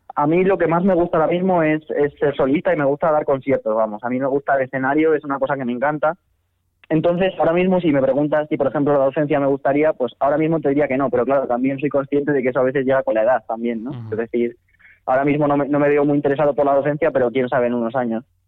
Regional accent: Madrid, Community of Madrid, Spain; also born or lived in León; Sí, nací en León, correcto. Vivo en Madrid desde que nací prácticamente, así que soy medio leonés, medio madrileño

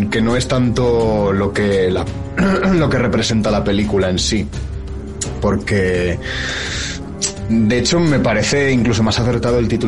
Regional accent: Zaragoza, Aragon, Spain; yo soy de Zaragoza, también ciudad interior que no tiene playa

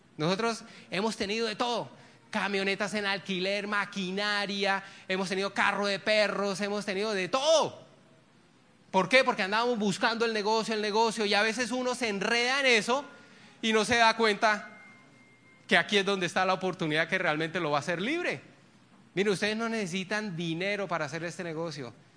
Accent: Barrancabermeja, Santander, Colombia; moved away; Yo soy de Barranca Bermeja, donde está Ecopetrol y yo tengo vínculos allá

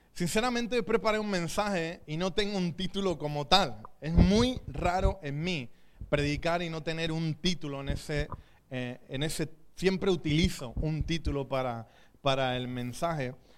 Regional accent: Chipiona, Andalusia, Spain; mi pueblo, Chipiona, de dónde viene el langostino

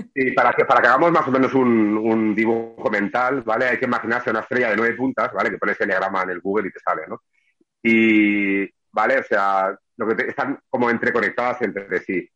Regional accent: Barcelona, Catalonia, Spain; now in Sabadell, Spain; soy un barcelonés, nacido en el 76, casi los 80 en Barcelona y me trasladé a Sabadell

